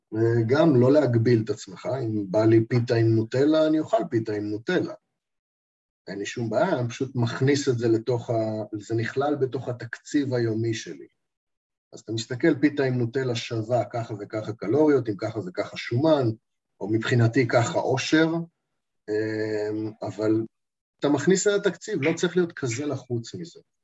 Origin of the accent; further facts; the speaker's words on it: Eilat, Southern District, Israel; אני ילדתי, גם גדלתי באילת